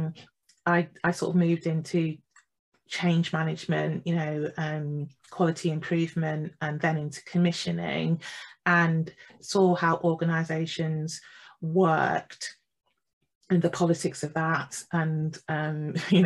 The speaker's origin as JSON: {"language": "English", "region": "East Midlands", "country": "United Kingdom", "tie": "born or raised there", "also_born_or_lived": "Jamaica (ancestry)", "moved": "as an adult", "lives_now": "London, United Kingdom", "said": "I was born in England. I was born in the East Midlands. My family is Jamaican"}